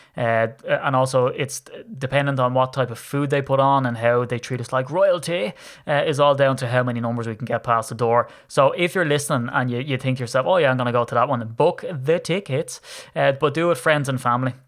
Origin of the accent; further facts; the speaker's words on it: Ireland; accent: Irish; you can tell that I'm Irish. So, I'm in Ireland